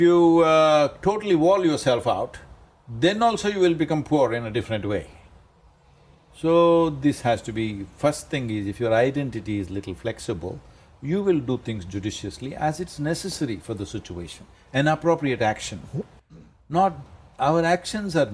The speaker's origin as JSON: {"language": "English", "country": "India", "said": "I'm Indian"}